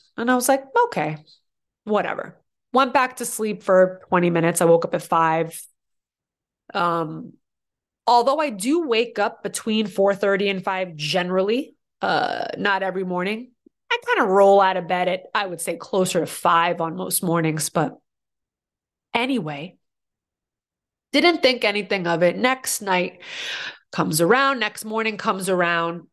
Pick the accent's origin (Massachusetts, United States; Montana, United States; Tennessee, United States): Massachusetts, United States; Boston; now in New York, United States; I'm from Boston originally, so when I first moved to New York